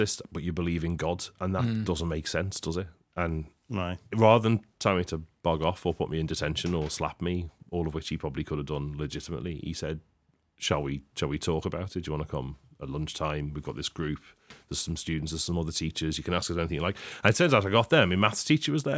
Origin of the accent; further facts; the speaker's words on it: United Kingdom; And I grew up in Heighton. I grew up on an estate